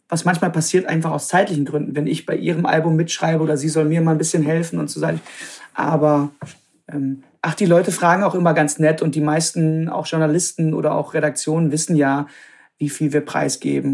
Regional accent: Krefeld, North Rhine-Westphalia, Germany; also born or lived in Münster / Netherlands; Ich bin in Münster geboren, aber ich bin aufgewachsen am, am Niederrhein, also direkt an der holländischen Grenze, Krefeld, die Ecke

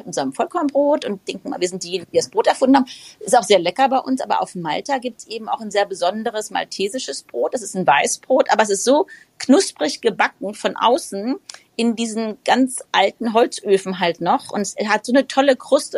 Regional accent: Frankfurt, Hesse, Germany; ich komme ja aus Frankfurt, lebe mitten in Frankfurt.

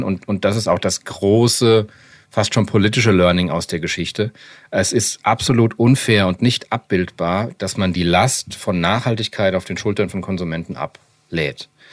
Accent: Frankfurt am Main, Hesse, Germany; als Frankfurter Mainstream Skater

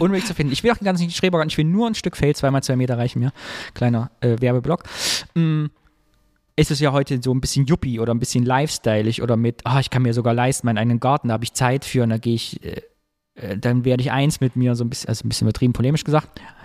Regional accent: Thuringia, Germany; now in Cologne, Germany; Wir sind in Thüringen groß geworden, bei uns wurde immer gegrillt.

